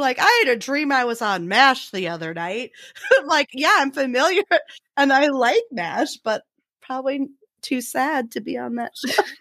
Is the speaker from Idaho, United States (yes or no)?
yes; Idaho, United States; we're from Idaho